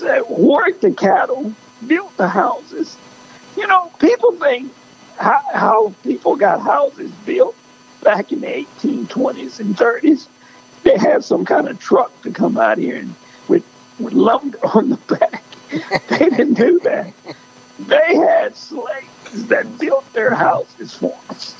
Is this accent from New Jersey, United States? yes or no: no; El Campo, Texas, United States; I grew up in El Campo, Texas